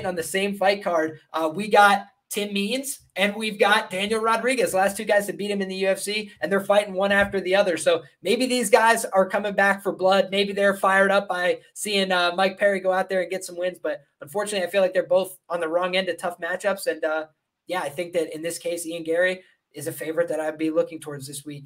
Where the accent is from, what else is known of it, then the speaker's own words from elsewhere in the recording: Ireland; I'm Irish